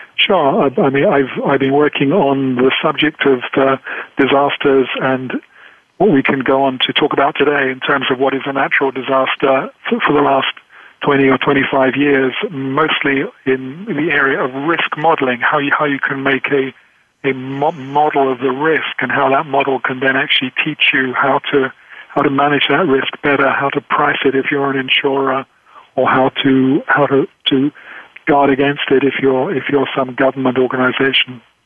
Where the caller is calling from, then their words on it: England, United Kingdom; I'm calling from England